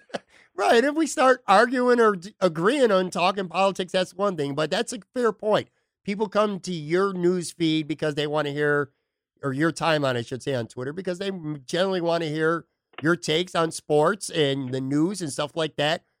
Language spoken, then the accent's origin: English; Buffalo, New York, United States; now in Bradenton, United States; Buffalo, obviously being my hometown